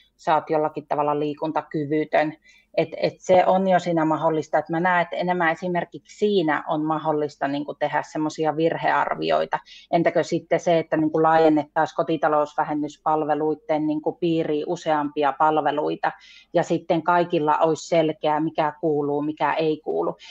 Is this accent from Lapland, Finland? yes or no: yes; Saariselkä, Lapland, Finland; Mä oon siis Saariselältä, Lapista